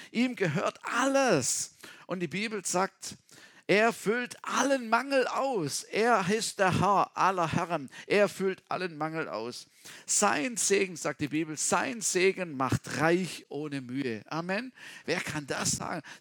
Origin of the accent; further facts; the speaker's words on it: Baden-Württemberg, Germany; Also ich komme aus dem Schwarzwald und meine Eltern hatten immer Feriengäste